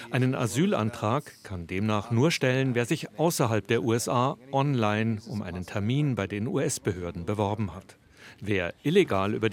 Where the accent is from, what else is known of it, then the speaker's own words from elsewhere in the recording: Maracaibo, Zulia, Venezuela; now in United States; ich komme aus